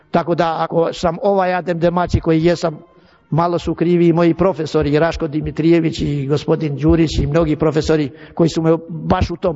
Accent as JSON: {"language": "Croatian", "country": "Serbia", "said": "Ja dajem sebi za pravo da govorim kao Srbin."}